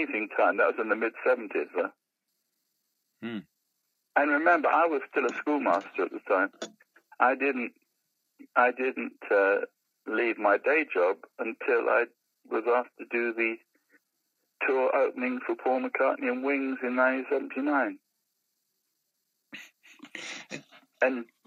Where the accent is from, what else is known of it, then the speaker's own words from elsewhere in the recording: London, United Kingdom; I come from Labrador Grove